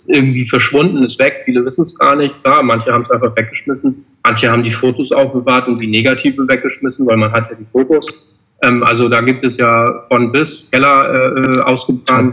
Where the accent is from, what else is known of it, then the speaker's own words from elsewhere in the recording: Hamburg, Germany; wir sind ja alle vier aus Hamburg